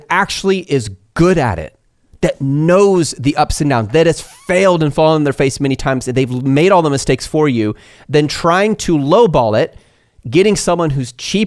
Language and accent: English; United States; I'm an American